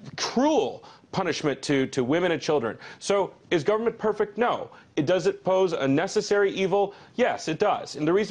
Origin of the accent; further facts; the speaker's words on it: United States; as an American